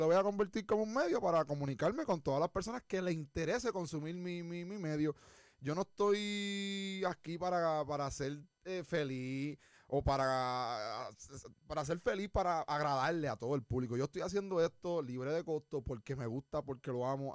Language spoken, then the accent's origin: Spanish; Puerto Rico; moved away; also born or lived in United States; yo me fui de Puerto Rico